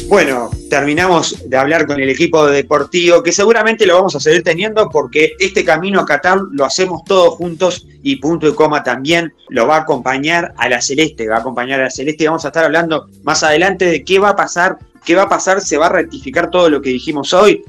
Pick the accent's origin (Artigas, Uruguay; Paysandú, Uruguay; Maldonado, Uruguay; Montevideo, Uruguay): Paysandú, Uruguay; para los que somos de Paisandú, me incluyo porque soy de Paisandú